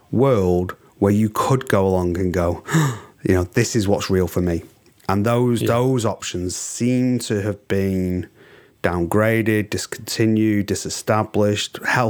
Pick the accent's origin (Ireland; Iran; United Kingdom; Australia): United Kingdom; England; I'm English.